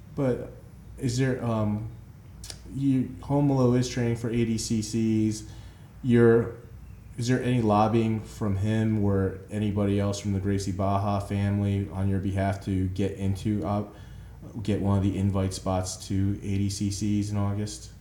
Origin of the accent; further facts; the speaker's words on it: New Jersey, United States; I grew up in New Jersey